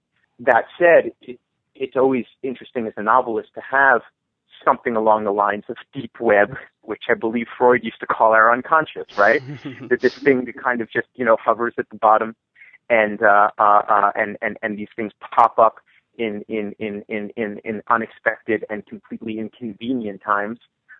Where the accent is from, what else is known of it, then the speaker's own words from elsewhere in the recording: New York, United States; I think it's especially difficult to write about it as a New Yorker